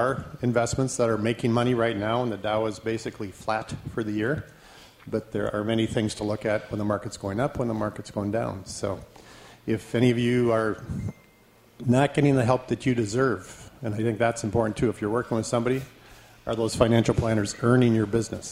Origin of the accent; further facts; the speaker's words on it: Minot, North Dakota, United States; moved away as an adult; I grew up in Minot, North Dakota.